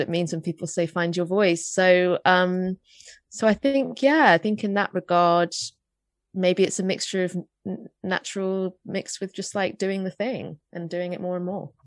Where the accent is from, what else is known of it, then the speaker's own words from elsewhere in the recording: London, United Kingdom; I grew up in North London.